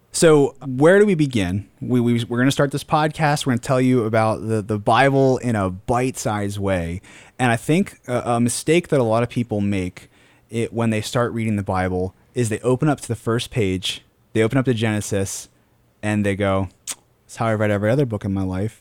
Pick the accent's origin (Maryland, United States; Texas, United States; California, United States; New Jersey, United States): Maryland, United States; Queen Anne's County; I'm from, uh, we're all from Queen Anne's County, Maryland